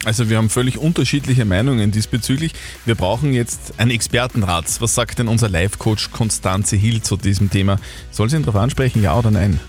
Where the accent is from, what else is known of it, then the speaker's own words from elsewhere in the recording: Upper Austria, Austria; bei uns in Oberösterreich